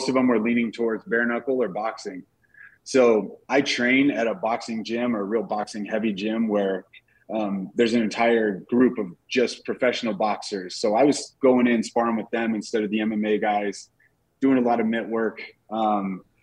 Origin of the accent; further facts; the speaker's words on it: Denver, Colorado, United States; it's my hometown